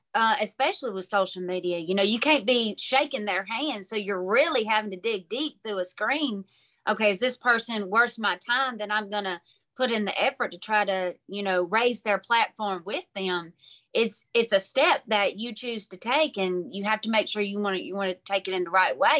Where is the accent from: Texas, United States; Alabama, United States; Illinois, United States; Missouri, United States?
Alabama, United States; Mobile; from Mobile, Alabama